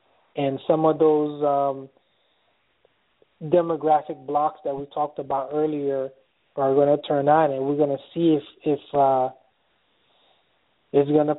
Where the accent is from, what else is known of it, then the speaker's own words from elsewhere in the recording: Haiti; now in United States; I'm more American now than I am Haitian.